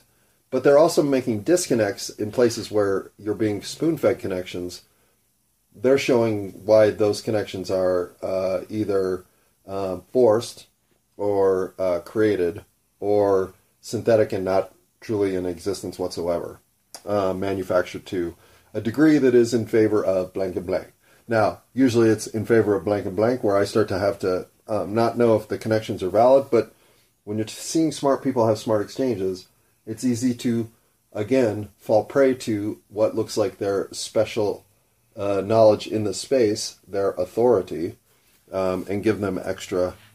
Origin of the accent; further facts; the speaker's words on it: United States; first language English; I didn't choose English. I was born in America. English is what I was given.